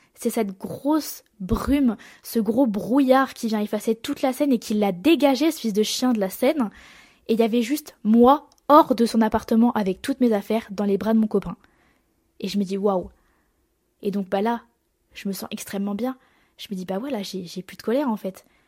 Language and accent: French; Marseille, Provence-Alpes-Côte d'Azur, France; accent: marseillais; j'ai l'accent marseillais